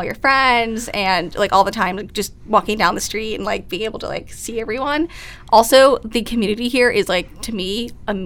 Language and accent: English; Long Island, New York, United States; moved away as an adult; I'm from Long Island originally